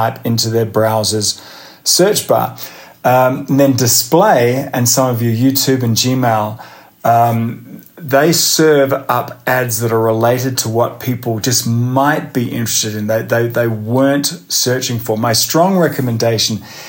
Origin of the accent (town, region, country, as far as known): Australia; moved away as an adult; now in United States